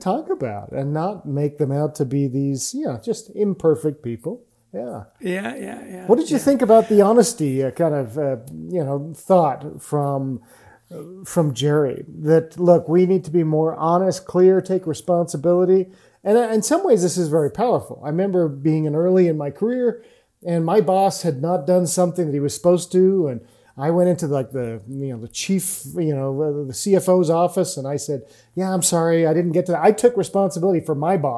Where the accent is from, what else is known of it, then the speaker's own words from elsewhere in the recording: England, United Kingdom; I'm English too